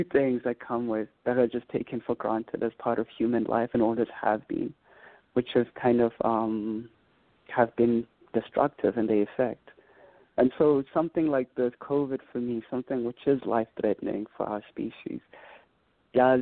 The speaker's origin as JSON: {"language": "English", "town": "Bhisho", "region": "Eastern Cape", "country": "South Africa", "tie": "born or raised there", "said": "as a child, you know, growing up in Bishor"}